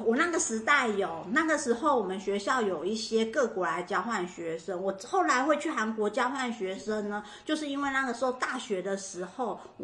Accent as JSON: {"language": "Chinese", "country": "Taiwan", "also_born_or_lived": "Los Angeles, United States / Irvine, United States", "moved": "yes", "said": "我们在台湾学的不一样"}